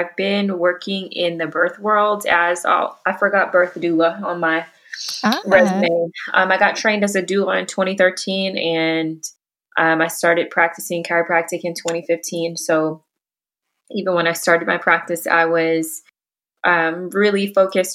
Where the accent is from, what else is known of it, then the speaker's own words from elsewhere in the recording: Houston, Texas, United States; moved away as an adult; also born or lived in Dallas-Fort Worth Metroplex; now in Dallas-Fort Worth, United States; I'm from Houston originally and have been in the DFW Metroplex for almost 2 years